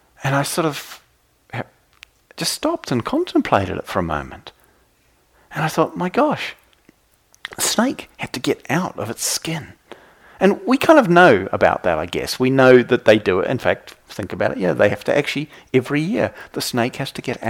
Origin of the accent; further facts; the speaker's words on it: New Zealand; I come from New Zealand